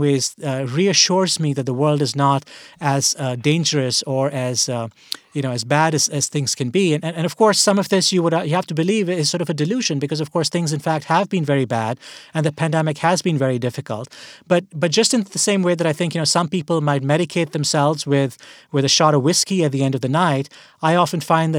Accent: India; I grew up in India, and as we're having this conversation right now, you know, late April 2021, things look very bad in India

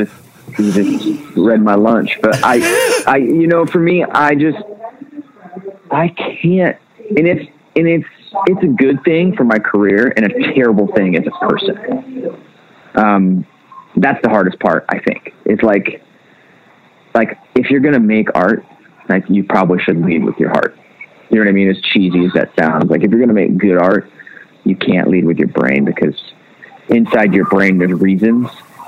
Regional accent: the South, United States; Growing up in the South, you're taught like this is the devil's music.

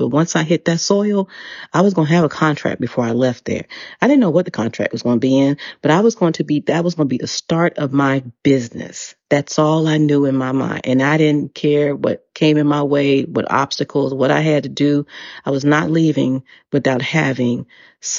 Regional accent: United States; first language English; moved away as an adult; also born or lived in Dubai; I am an American. And I said, I'm from the United States. I'm a native English speaker.

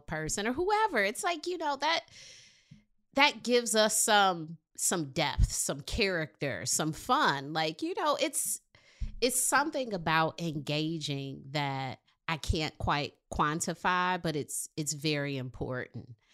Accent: Detroit, Michigan, United States; I'm from Detroit

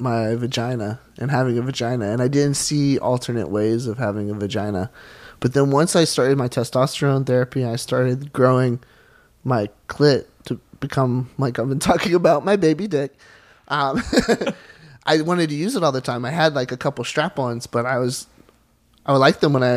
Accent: Charleston, South Carolina, United States; I'm from South Carolina, and I grew up in the church

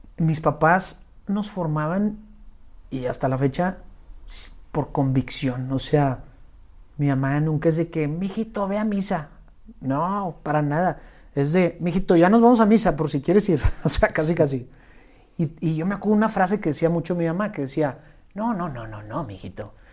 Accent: Monterrey, Nuevo León, Mexico; also born or lived in Los Angeles; soy aquí regio, tengo 36 años y soy músico

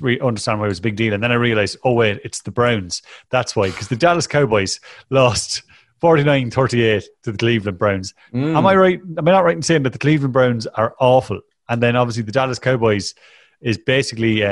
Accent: Ireland; an Irish person

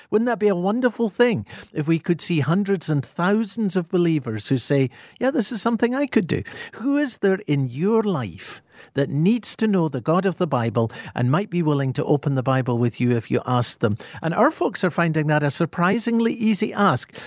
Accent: Scotland, United Kingdom; accent: Scottish; my Scottish accent

